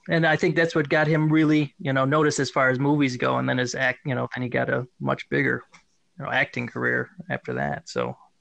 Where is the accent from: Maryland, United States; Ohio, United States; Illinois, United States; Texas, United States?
Illinois, United States; northern; moved away; also born or lived in Lake Forest, Illinois / Japan / Arizona / Spokane, Washington; So I am from Illinois. We moved around a lot through the Illinois area. I was actually technically born in Lake Forest, but we've lived in kind of like northern Illinois